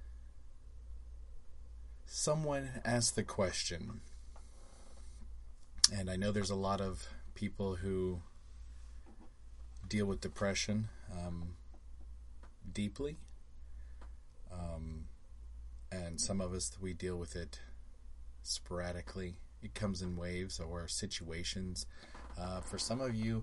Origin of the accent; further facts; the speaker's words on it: Las Vegas, Nevada, United States; now in Orlando, United States; I grew up in Vegas.